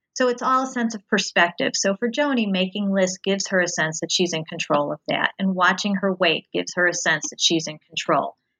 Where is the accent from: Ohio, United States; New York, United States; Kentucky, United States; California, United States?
Ohio, United States; outside of Cincinnati; moved away; I grew up um, outside of Cincinnati, Ohio